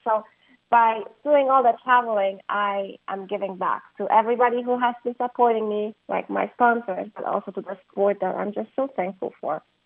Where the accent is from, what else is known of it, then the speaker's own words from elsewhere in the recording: Poland; moved away as an adult; I was raised in Poland and I was there for 19 years of my life before I went to the university